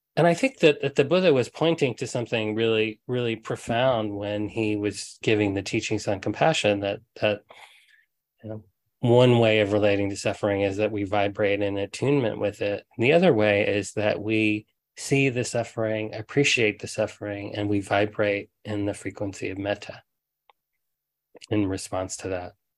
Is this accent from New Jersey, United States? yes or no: no; Huntsville, Alabama, United States; when I was a kid, um, I grew up in Huntsville, Alabama